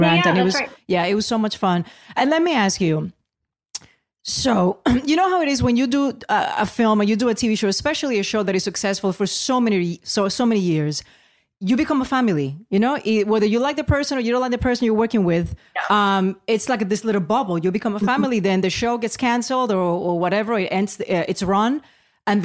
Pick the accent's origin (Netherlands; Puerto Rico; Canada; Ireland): Puerto Rico; growing up in Puerto Rico